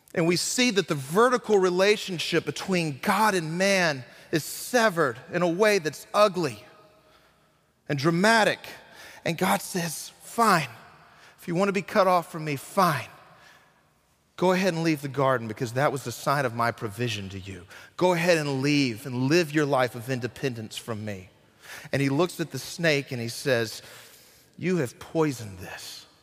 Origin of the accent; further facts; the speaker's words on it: Burlington, North Carolina, United States; moved away; also born or lived in Graham; my hometown of Burlington